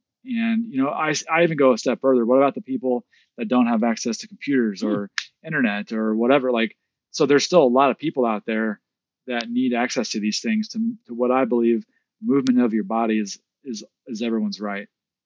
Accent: Midwest, United States; growing up in the Midwest and experiencing this, I was a bit skeptical

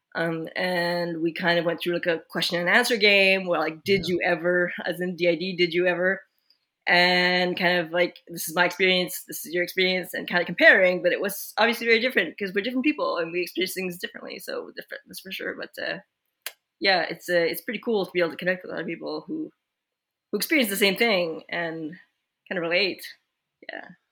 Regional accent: Quebec, Canada; now in British Columbia, Canada; we grew up in Quebec, but we are currently in British Columbia

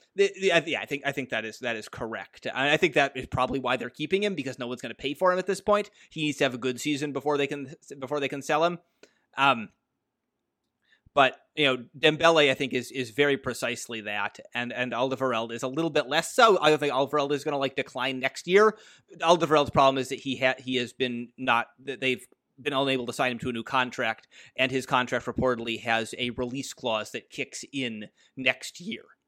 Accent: United States; As an American

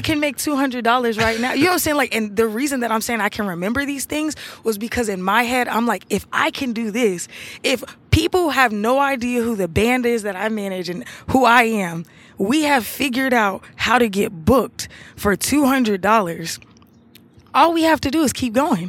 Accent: Atlanta, Georgia, United States; I'm from Atlanta. I live in Atlanta.

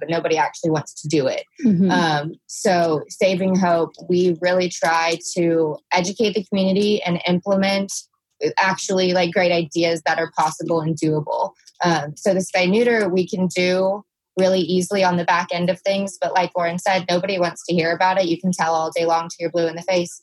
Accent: Fort Worth, Texas, United States; I grew up in Fort Worth is like my city

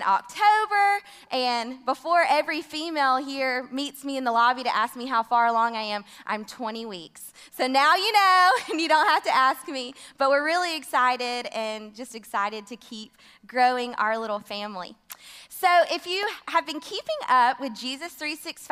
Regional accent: Homewood, Alabama, United States; also born or lived in Tuscaloosa, Alabama; now in Cullman, United States; I'm originally from Homewood, Alabama, graduated from the University of Alabama

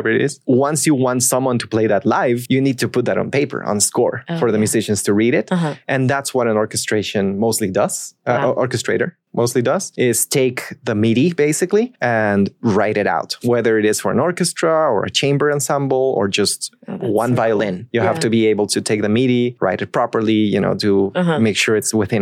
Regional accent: Costa Rica; so I'm Costa Rican

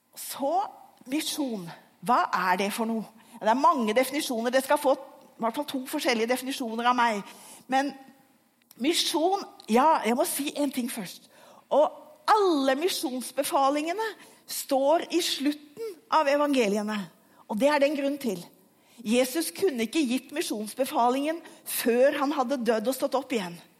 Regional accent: Asker, Akershus, Norway; Jeg vokste opp i Asker utenfor Oslo

